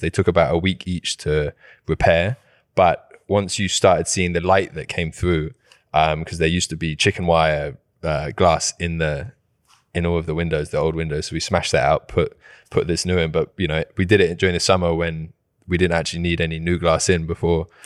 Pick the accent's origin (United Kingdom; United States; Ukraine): United Kingdom; England; moved away; I'm English